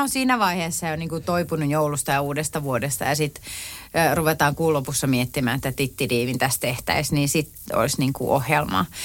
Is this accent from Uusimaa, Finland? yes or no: no; Tampere, Pirkanmaa, Finland; olen tamperelainen